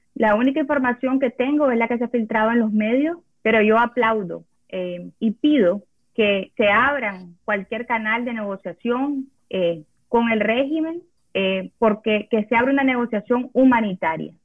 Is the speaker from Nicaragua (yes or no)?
yes; Nicaragua; moved away as an adult; vivo en un país que no es el mío, yo no, no, no, no era residente, yo solo era, nicaragüense